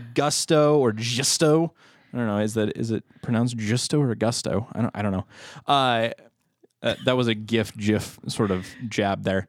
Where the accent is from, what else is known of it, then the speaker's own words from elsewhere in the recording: United States; we are American